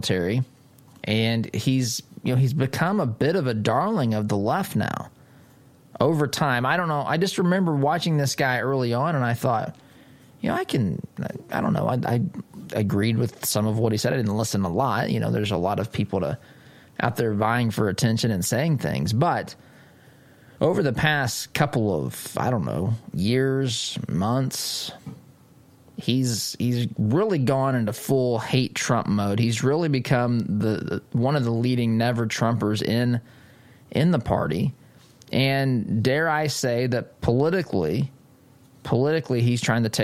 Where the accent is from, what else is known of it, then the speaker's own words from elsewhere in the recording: Illinois, United States; moved away; I'm from Illinois originally